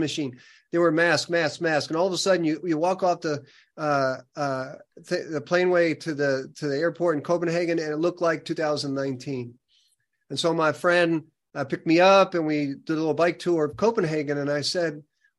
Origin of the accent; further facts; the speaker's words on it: Hartford, Connecticut, United States; moved away as an adult; also born or lived in Indiana; now in Louisville, United States; I grew up in Hartford, Connecticut, just north of Hartford.